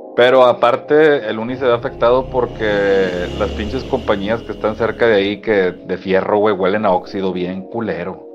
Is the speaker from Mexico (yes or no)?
yes; Mexico; also born or lived in Apodaca, Nuevo León; nosotros como mexicanos